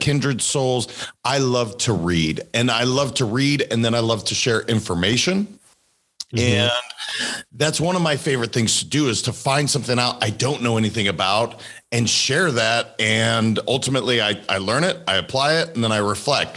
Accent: Montana, United States; I'm a kid from Montana, pretty simple kid

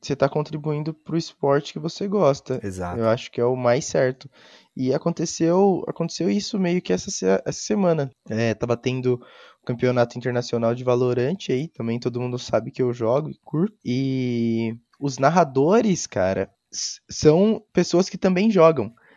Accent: Brazil; a gente é brasileiro

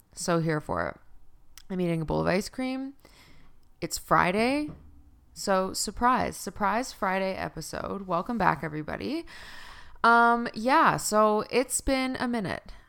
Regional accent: Canada; also born or lived in Fort McMurray, Alberta; I used to live in Fort Mac in Alberta 'cause I'm Canadian

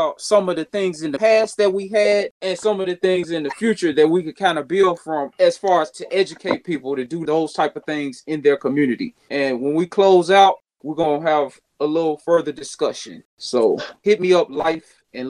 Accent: Chicago, Illinois, United States; When we grew up in Chicago, it was pretty much we had everything in our little community.

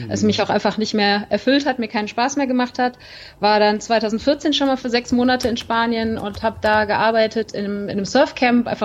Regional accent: Cologne, North Rhine-Westphalia, Germany; ich bin zwar in Köln geboren und aufgewachsen, ja

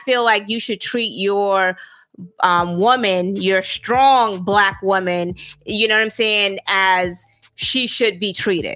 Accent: Alabama, United States; moved away; I'm from Alabama, so we wasn't kings and queens.

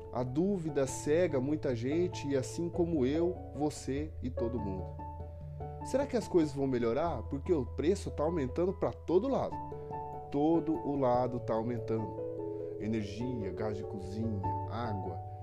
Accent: Apucarana, Paraná, Brazil; now in Arapongas, Brazil; sou nascido em Apucarana, Paraná. Hoje eu resido em Arapongas.

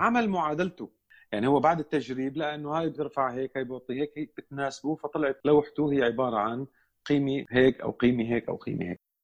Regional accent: Damascus, Damascus Governorate, Syria; انا من دمشق اولا سوري أه ولدت بدمشق بحي بابتوما

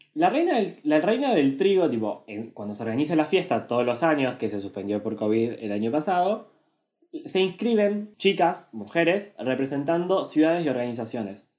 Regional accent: Argentina; nosotros somos argentinos

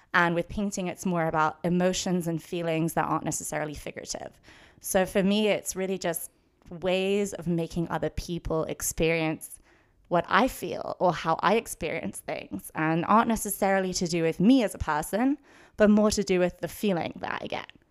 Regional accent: London, United Kingdom; moved away as an adult; now in Los Angeles, United States; I did grow up in London my whole life. I went to school there, lived there until I was eighteen, and then moved to U C L A, moved to Los Angeles

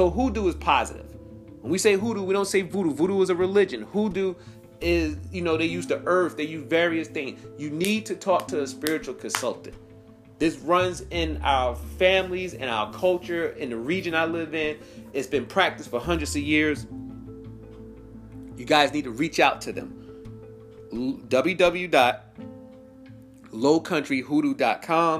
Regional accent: New York, United States; now in South Carolina, United States; I'm originally from New York

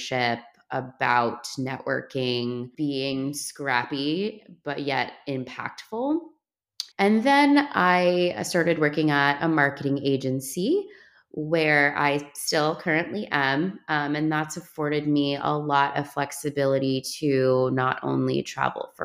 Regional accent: New York City, New York, United States; moved away as an adult; now in New Jersey, United States; I'm from Brooklyn, New York. I'm a city kid. I grew up in the city

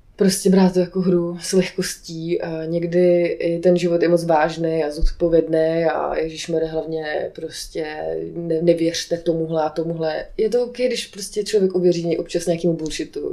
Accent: Aš, Karlovy Vary Region, Czechia; moved away; Já jsem původně z Aše

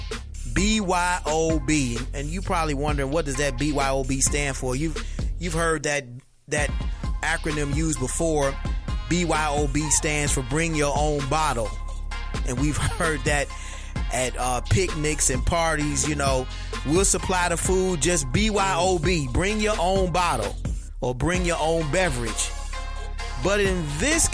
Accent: Detroit, Michigan, United States; I'm from Detroit

